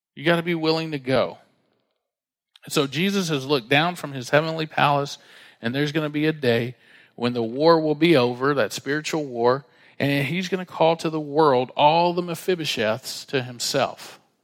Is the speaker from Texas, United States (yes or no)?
yes; Dallas, Texas, United States; We grew up together in Dallas